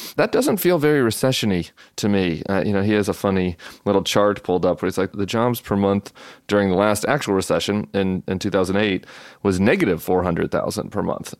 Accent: Colorado, United States; moved away; my home state of Colorado

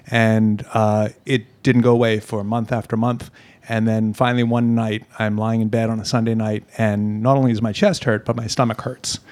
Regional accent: Hong Kong; Born and raised in Hong Kong

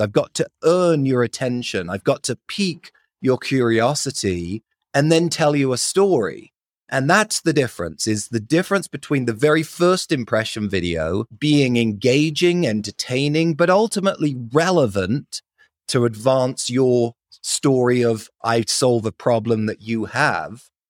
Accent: London, United Kingdom; accent: British; moved away as an adult; now in Salt Lake City, United States; I grew up in London, lived there for 20 years

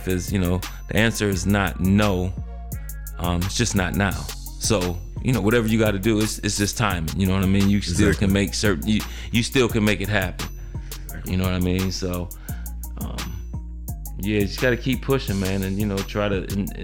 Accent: Midwest, United States; we grew up in the Midwest

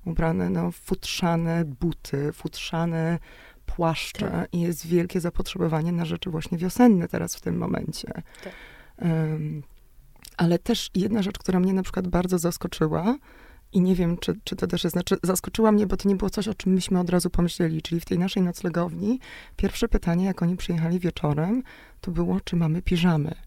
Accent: Szczecin, West Pomeranian Voivodeship, Poland; Ja jestem akurat właśnie ze Szczecina

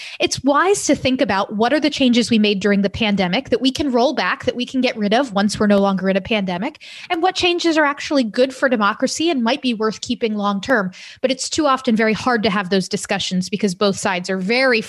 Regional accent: Florida, United States; my home state of Florida

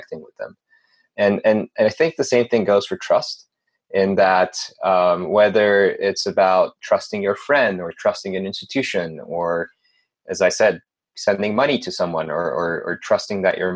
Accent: Turkey; moved away as an adult; now in United States; I'm originally from Turkey. I moved to the United States about 7 years ago or so.

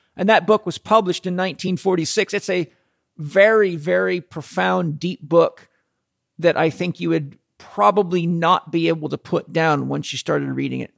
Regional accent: Southern California, United States; we come from Southern California

